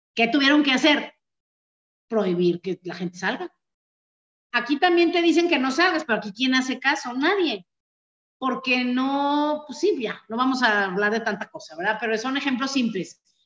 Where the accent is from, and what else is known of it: Mexico